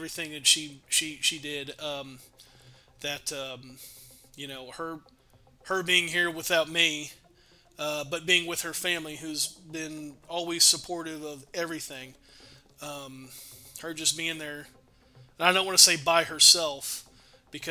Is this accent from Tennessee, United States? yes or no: no; Dallas, Texas, United States; now in Denison, United States; So I'm from Dallas.